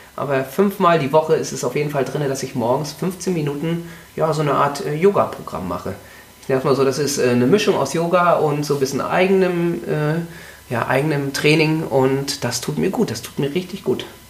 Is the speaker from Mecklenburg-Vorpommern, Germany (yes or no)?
yes; Mecklenburg-Vorpommern, Germany; ich komme aus Mecklenburg-Vorpommern